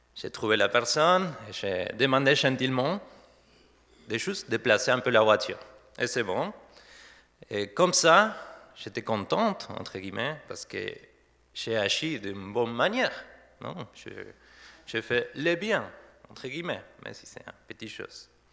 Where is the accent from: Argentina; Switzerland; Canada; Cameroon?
Argentina; first language Spanish; French is a second language; moved away as an adult; also born or lived in Saverne, France; now in Didenheim, France; je viens de l'Argentine. Ça fait depuis 2013 que ma femme et moi, nous sommes en France